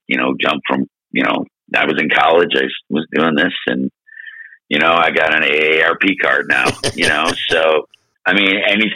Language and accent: English; Buffalo, New York, United States; we're from Buffalo